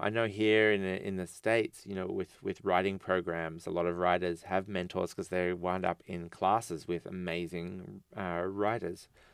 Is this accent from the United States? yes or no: no; Australia; an Australian writer